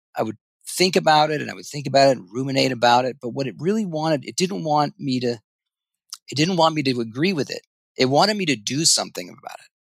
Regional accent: Ithaca, New York, United States; I grew up in Ithaca, New York

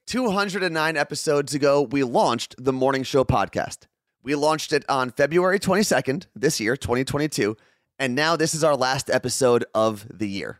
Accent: New Jersey, United States; someone who was born and raised in New Jersey

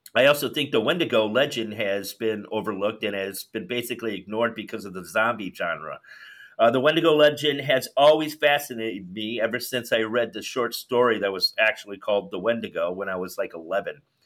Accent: Chicago, Illinois, United States; accent: Chicago; my Chicago accent

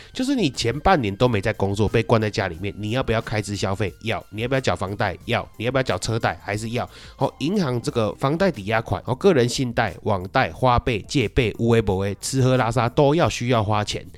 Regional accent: Taiwan; 那以上这些呢，是我们台湾人习以为常的这个流程操作了。

